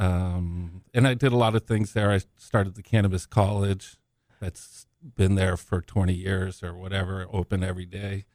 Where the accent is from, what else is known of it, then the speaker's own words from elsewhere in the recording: San Diego, California, United States; also born or lived in Zimbabwe; I was born in Africa, but, uh, migrated here when I was young. and I grew up in San Diego.